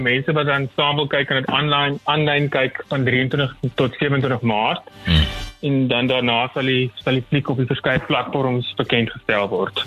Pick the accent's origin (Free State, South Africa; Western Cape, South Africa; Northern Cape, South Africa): Northern Cape, South Africa; Upington; moved away; ek het ek het groot geword in Appington, baie konservatief groot geword